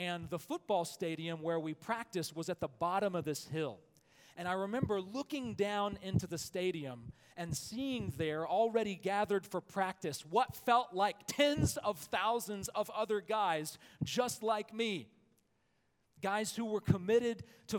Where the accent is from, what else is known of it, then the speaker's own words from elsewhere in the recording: Alabama, United States; I am from Alabama, where football is the air we breathe.